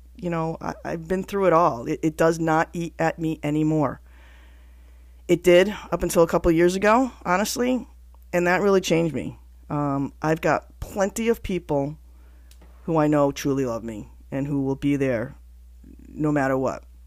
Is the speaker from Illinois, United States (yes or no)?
no; Connecticut, United States; I'm from Connecticut, so I kinda have an accent